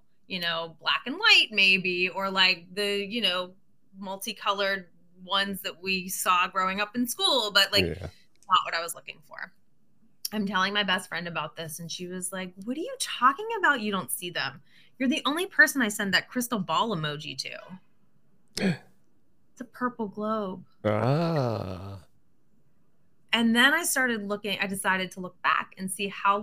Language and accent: English; Pittsburgh, Pennsylvania, United States; I'm from Pittsburgh